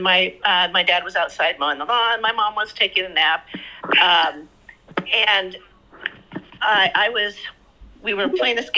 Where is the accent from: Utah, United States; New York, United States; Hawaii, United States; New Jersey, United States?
Utah, United States; Skinwalker Ranch; moved away as an adult; I grew up around Skinwalker Ranch